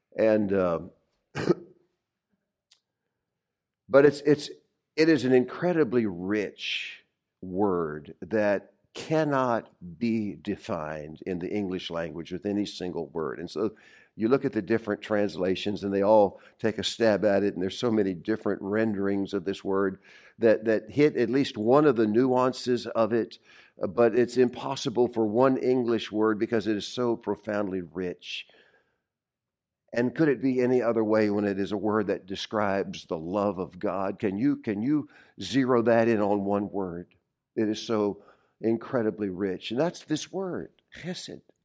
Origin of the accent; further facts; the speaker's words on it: the South, United States; now in New England, United States; I'm from the South